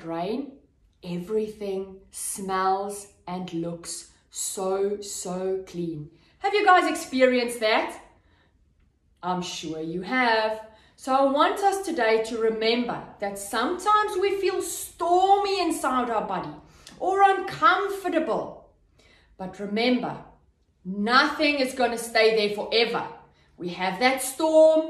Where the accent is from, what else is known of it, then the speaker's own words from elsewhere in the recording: Cape Town, Western Cape, South Africa; a city called Cape Town. So that's where I'm from